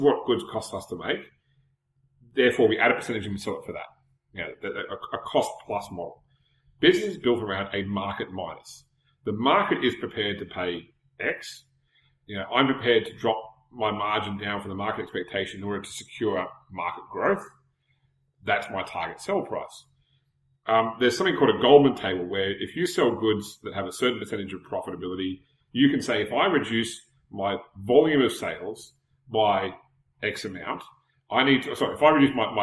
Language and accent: English; Australia; as an Australian who buys Games Workshop stuff